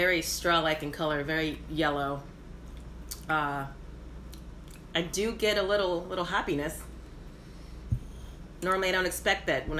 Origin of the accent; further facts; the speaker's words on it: Louisiana, United States; now in New York, United States; I'm from Louisiana.